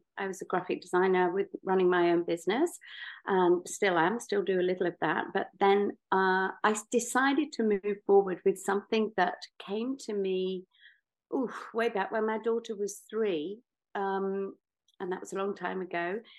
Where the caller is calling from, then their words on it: Greece; I'm actually speaking from Greece, where I spend some of the year and where my most creative ideas just come